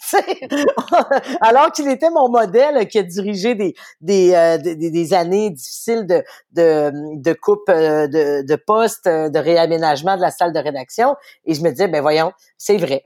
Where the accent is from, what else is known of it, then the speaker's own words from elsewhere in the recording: Quebec City, Quebec, Canada; mon père lisait le soleil à la maison. Je viens de Charlebourg